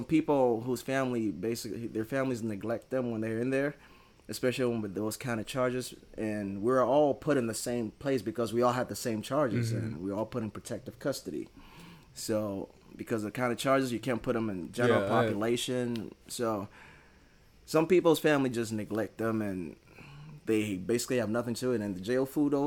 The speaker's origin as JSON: {"language": "English", "country": "Ghana", "moved": "yes", "said": "I was from Ghana."}